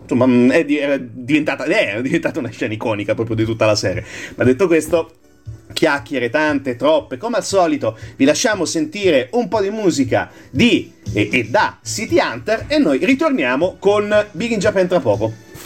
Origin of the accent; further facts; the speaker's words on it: Marche, Italy; dalle nostre parti marchigiane